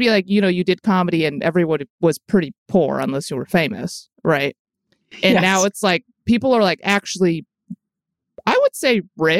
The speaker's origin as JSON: {"language": "English", "town": "Chicago", "region": "Illinois", "country": "United States", "tie": "born or raised there", "also_born_or_lived": "San Francisco / Berkeley", "moved": "as an adult", "said": "I grew up in Chicago or the suburbs, I guess."}